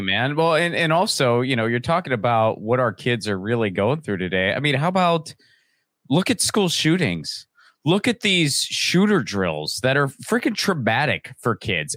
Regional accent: Western Pennsylvania, United States; in my neighborhood where I grew up in Western Pennsylvania

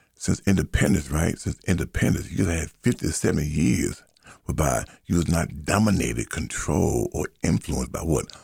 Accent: United States; So I am an American. I'm an American. I am of African ancestry

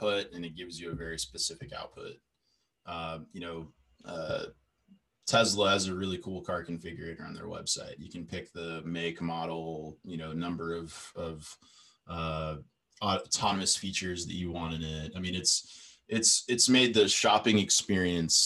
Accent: United States; being an American.

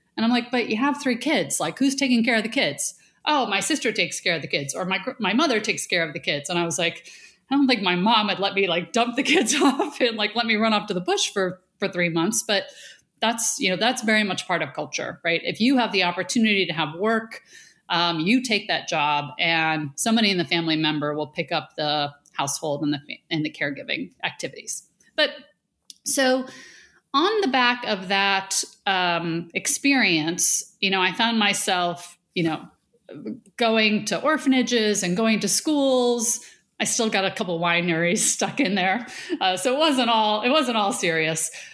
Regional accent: Buffalo, New York, United States; I grew up in Buffalo, south of Buffalo, right? You know, we're the Rust Belt.

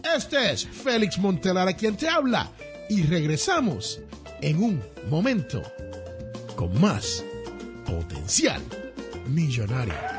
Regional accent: Puerto Rico; en el barrio donde yo nací, se conoce como cash flow. Allá en la gran isla del encanto Puerto Rico

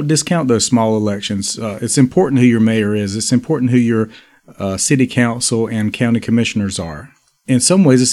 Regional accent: Raleigh, North Carolina, United States; Raleigh, North Carolina, my hometown

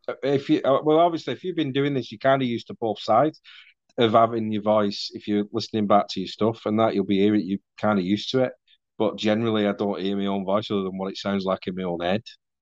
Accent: North West England, United Kingdom; accent: Mancunian; Or I speak for longer than half an hour on the phone to say my dad or a friend, my accent starts to go all proper Mancunian, and it starts to change and it goes all weird.

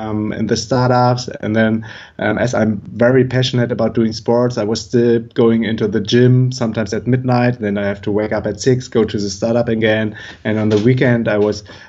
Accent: Germany; moved away; I'm originally from Germany

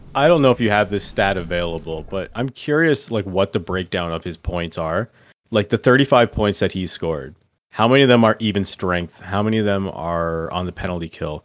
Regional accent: Canada; I'm Canadian.

